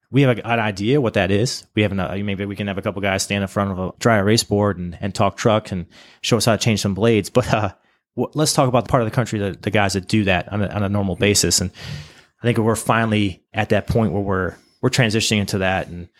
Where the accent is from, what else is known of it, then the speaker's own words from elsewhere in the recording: Cleveland, Ohio, United States; And then, oh my God, we're both from Cleveland. This is crazy.